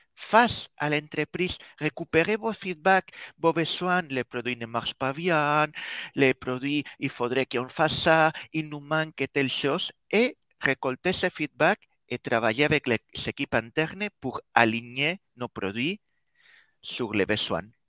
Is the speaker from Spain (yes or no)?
yes; Spain; accent: Spanish; French is a second language; moved away as an adult; now in Brittany, France; Le petit accent que vous arriverez peut-être à percevoir si vous vous concentrez Bien du fait que je suis espagnol et malgré avoir vécu déjà plus de la moitié de ma vie en Bretagne, à la pointe de la Bretagne, l'accent ne part pas.